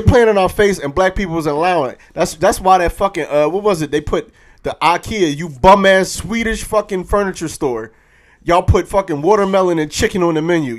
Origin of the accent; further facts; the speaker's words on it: Philadelphia, Pennsylvania, United States; I'm from Philly